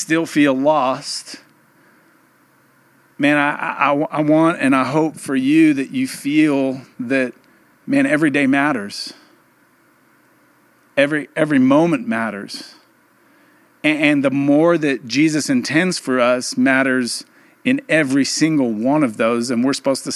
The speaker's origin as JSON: {"language": "English", "region": "England", "country": "United Kingdom", "moved": "yes", "said": "I'm from England, we call it Boxing Day"}